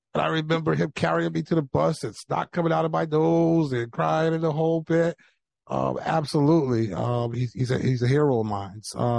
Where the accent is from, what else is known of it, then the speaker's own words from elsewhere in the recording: New Haven, Connecticut, United States; moved away as an adult; also born or lived in Medford, Massachusetts / California / Florida / Houston, Texas; I was born and raised in New Haven. I was born on Orchard Street, actually, at the old Grace Hospital that now is St. Raphael's.